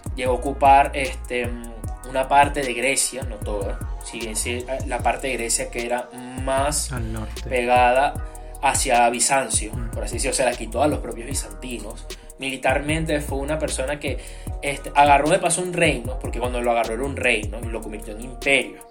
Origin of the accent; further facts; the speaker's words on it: Venezuela; siendo venezolano